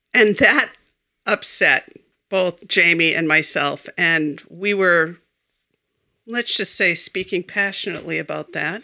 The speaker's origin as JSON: {"language": "English", "town": "Foxborough", "region": "Massachusetts", "country": "United States", "tie": "born or raised there", "lives_now": "Belchertown, United States", "said": "I grew up in Foxborough"}